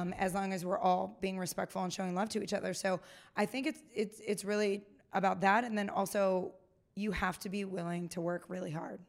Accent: Pennsylvania, United States; moved away; also born or lived in Kansas; I grew up in Pennsylvania

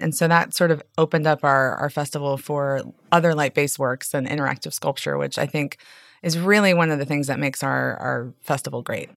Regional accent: Chicago, Illinois, United States; now in New Orleans, United States; I'm from Chicago

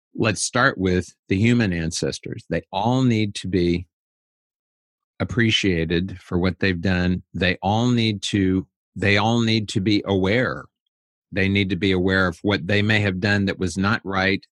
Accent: United States; I'm an American

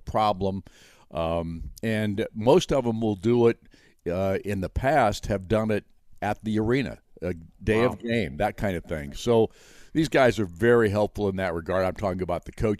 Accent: Chicago, Illinois, United States; moved away as an adult; also born or lived in Butte, Montana; now in Indiana, United States; the disc jockeys that I'd listened to growing up in Chicago on WLS

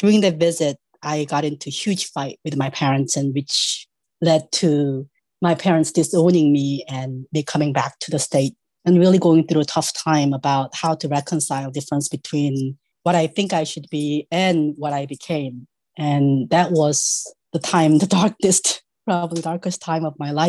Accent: South Korea; moved away as an adult; now in United States; I was born in South Korea. I came to US to study

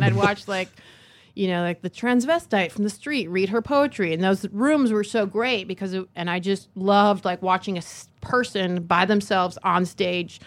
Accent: Michigan, United States; moved away as an adult; also born or lived in San Francisco; now in Los Angeles, United States; I'm from Michigan. And then I was going to art school in Michigan

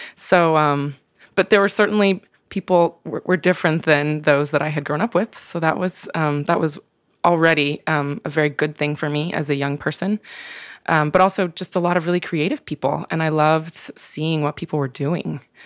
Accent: Pendleton, Oregon, United States; moved away; I grew up in Oregon. I grew up, um, I was born in Eastern Oregon in a small town called Pendleton

